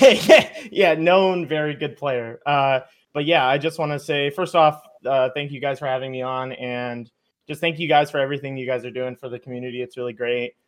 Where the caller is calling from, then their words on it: Maryland, United States; I'm calling in from Maryland here, M D V A.